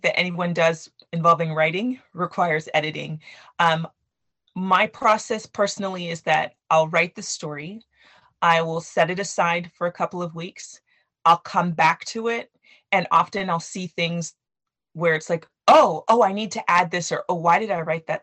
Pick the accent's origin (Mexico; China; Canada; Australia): Canada; I grew up in Canada with Nigerian parents.